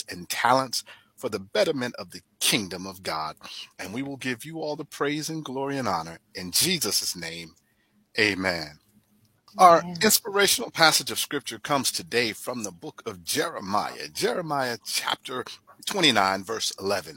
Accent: Fort Lauderdale, Florida, United States; I'm from way down South in Fort Lauderdale, you know, Pompano Beach.

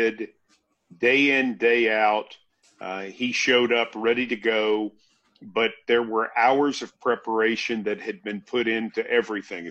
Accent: Franklin, Tennessee, United States; working at the cable access station in my hometown of Franklin

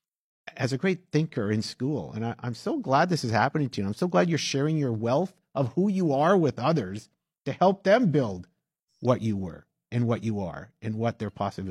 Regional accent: Winnipeg, Manitoba, Canada; I'm from St. Boniface.

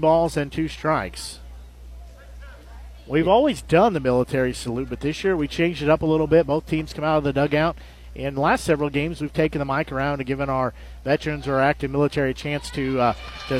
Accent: Nevada, United States; growing up in Nevada

